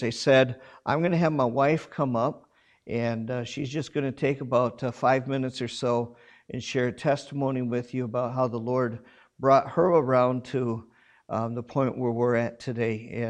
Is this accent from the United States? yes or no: no; South Korea; I grew up in Korea. I know what Korean food is.